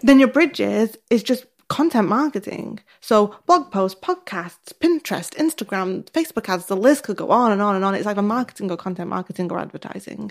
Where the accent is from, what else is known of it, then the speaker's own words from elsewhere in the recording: the north of England, United Kingdom; accent: northern; my northern accent